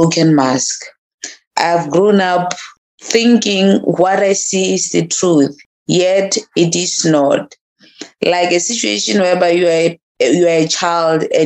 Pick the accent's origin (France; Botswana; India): Botswana; As a Motswana woman, I grew up in a very, very rural place called Makhabane